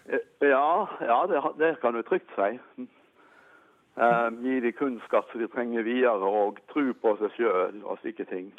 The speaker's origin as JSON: {"language": "Norwegian", "town": "Sogndal", "region": "Vestland", "country": "Norway", "tie": "born or raised there", "also_born_or_lived": "Bergen area", "accent": "mix of Sogn dialect and Bergen dialect", "moved": "yes", "lives_now": "Hammerfest, Norway", "said": "Jeg er født i Sogndal, men har bodd utenfor Bergen i lang tid."}